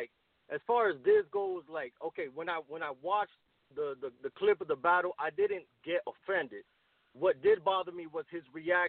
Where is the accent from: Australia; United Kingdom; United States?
United States; Miami, Florida; also born or lived in Brooklyn, New York / Costa Rica (family); My family's from Costa Rica. My father is black. My mother is Native Central American. I was born in Brooklyn. I grew up in Miami